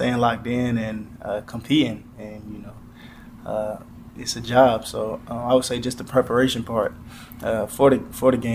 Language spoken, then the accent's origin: English; South Carolina, United States; growing up in South Carolina